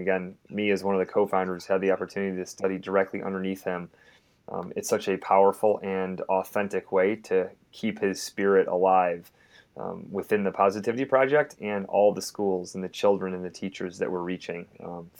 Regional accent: Syracuse, New York, United States; moved away as an adult; also born or lived in West Point, New York / Texas / North Carolina / Arizona; I was born and raised in Syracuse, New York

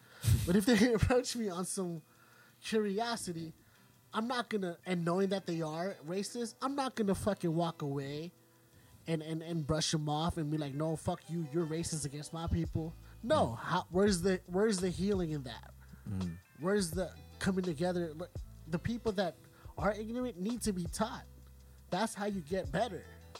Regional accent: Philippines; I'm a Filipino in a predominantly black school, a lot of culture clashing

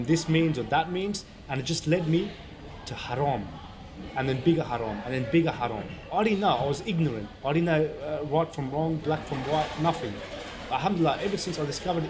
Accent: Sydney, New South Wales, Australia; also born or lived in Afghanistan; I was born in Afghanistan. We migrated here under refugee status after we got sponsored to Australia back in 1988. So I've been here at a young age since I was 5-6 years old.

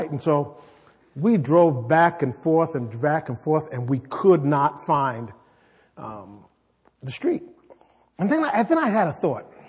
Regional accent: New York City, New York, United States; also born or lived in Chicago; I mean, I am from New York City. I was born in New York City and lived in Chicago.

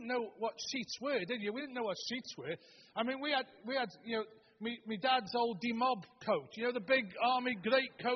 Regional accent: Stoke-on-Trent, West Midlands, United Kingdom; moved away; We're originally from Stoke-on-Trent

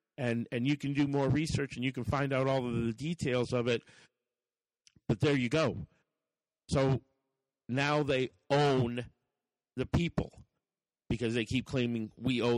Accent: United States; we, as the American people

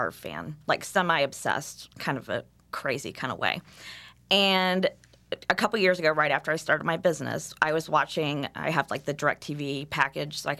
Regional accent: Indiana, United States; I said, Indiana

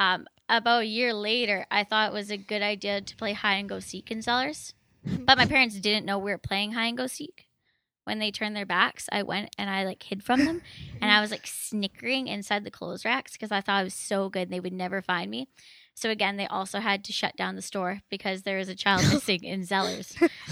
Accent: Maple Ridge, British Columbia, Canada; I actually grew up in Maple Ridge. Then after I was done growing up in Maple Ridge, I started university at Trinity Western.

